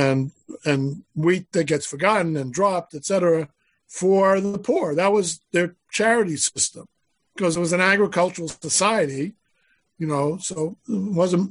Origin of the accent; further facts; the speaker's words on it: Boston, Massachusetts, United States; I grew up in Boston